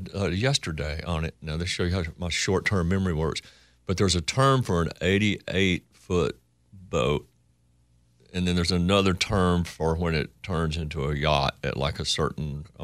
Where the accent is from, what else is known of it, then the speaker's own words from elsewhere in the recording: Coleman, Texas, United States; I would say I was born in Texas and I spent more time there than any other place.